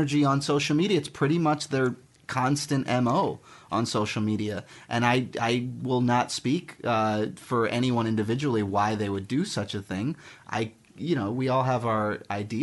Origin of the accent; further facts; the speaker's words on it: Miami Beach, Florida, United States; moved away as an adult; now in Los Angeles, United States; I'm from Miami Beach, Florida.